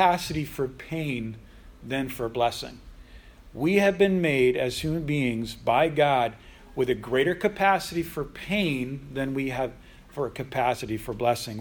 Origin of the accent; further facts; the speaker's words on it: United States; in the United States, we have an amazing country